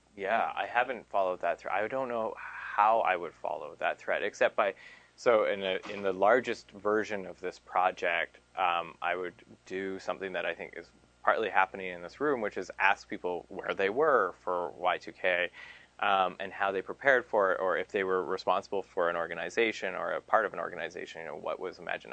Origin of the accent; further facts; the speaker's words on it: Canada; Merrill gave me up as a Canadian